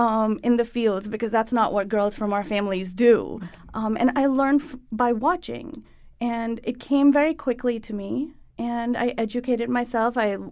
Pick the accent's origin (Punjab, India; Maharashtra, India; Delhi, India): Maharashtra, India; Mumbai; So I grew up in Bombay, and I spent the weekends in the countryside with families that homesteaded.